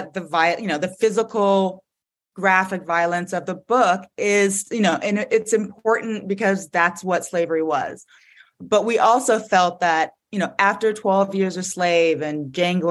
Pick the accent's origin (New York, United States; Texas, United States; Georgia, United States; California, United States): Georgia, United States; Atlanta; moved away; I'm from Atlanta. I grew up there